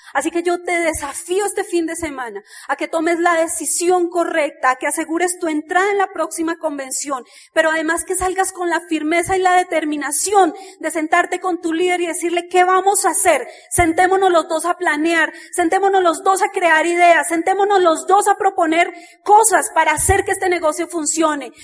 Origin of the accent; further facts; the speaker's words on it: Bogotá, Colombia; nosotros nacimos en Ciudad Bolívar